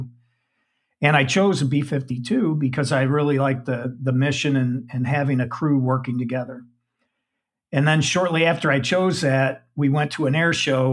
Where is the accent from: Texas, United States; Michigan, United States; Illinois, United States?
Michigan, United States; Saginaw; I'm a Midwestern guy. I grew up in Saginaw, Michigan